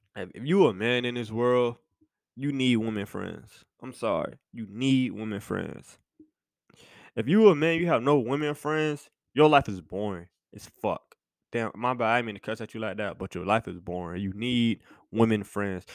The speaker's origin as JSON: {"language": "English", "town": "Miami", "region": "Florida", "country": "United States", "moved": "yes", "said": "I'm from Miami"}